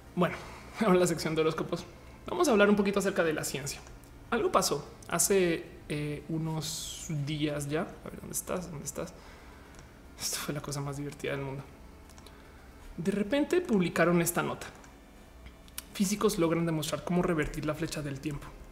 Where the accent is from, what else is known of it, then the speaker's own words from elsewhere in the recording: Mexico; nosotros como mexicanos